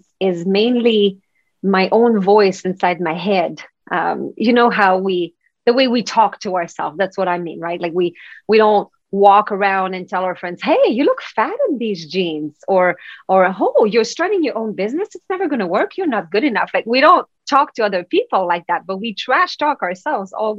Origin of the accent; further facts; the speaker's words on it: Quebec, Canada; English is a second language; now in Vancouver, Canada; I'm from Quebec. So that's the French part of Canada.